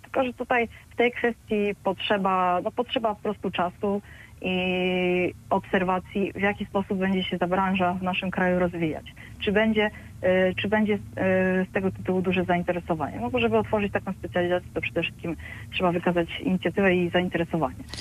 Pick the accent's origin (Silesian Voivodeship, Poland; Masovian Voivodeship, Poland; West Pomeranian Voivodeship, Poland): Silesian Voivodeship, Poland; moved away; ja pochodzę ze Śląska